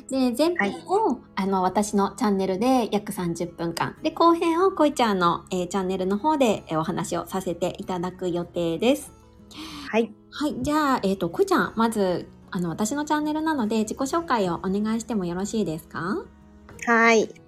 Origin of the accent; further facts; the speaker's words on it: Niigata, Japan; 私は、あの、出身新潟なんですけど